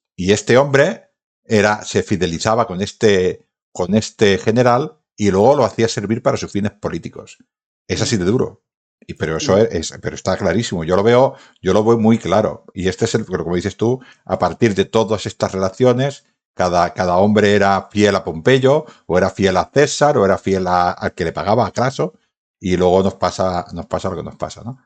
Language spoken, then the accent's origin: Spanish; Badalona, Catalonia, Spain; soy de Baétulo